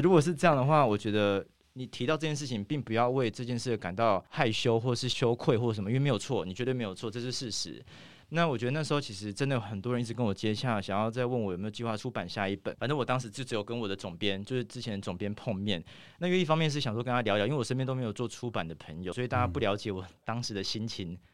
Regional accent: Taitung, Taitung County, Taiwan; 我从小住在台东，我妈是原住民嘛，所以我其实我小时候有非常，非常多原住民的朋友

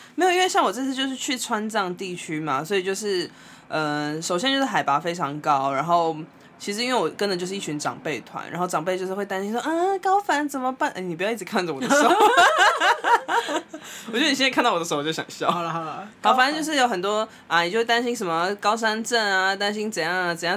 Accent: Taiwan; 我们来自哪里，台湾

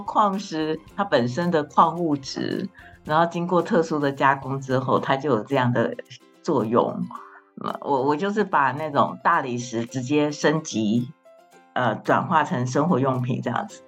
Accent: Hualien, Hualien County, Taiwan; moved away as an adult; also born or lived in Shanghai; 我就是吃石头饭长大的花莲小孩

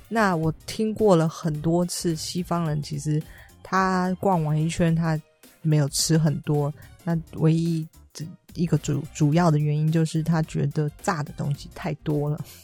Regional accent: Taiwan; 以我台湾人

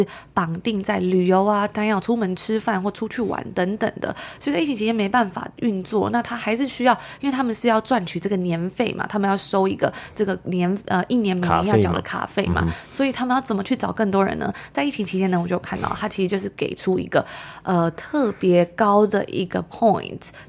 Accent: Taiwan; now in Toronto, Canada; 因为我觉得从台湾搬来多伦多的这个差别真的是太大了。

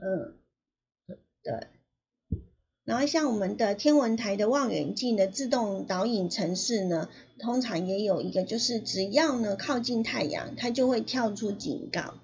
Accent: Taiwan; also born or lived in Hualien; 我们台湾有很多很多的，有十个县市

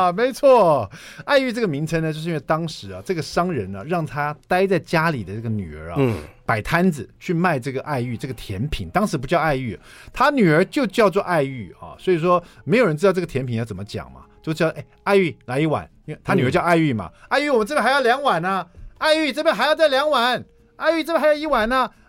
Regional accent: Taiwan; 在这里面写了很多我们台湾人这个非常熟悉的一些小吃啦

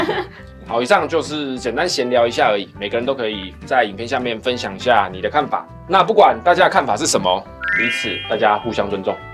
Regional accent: Taiwan; 我们台湾人就这样

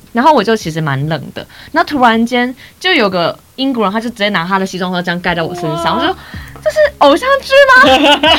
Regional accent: Taipei, Taiwan; 因为就像是我台北人会住在自己的家里，可是外县市人会住在宿舍

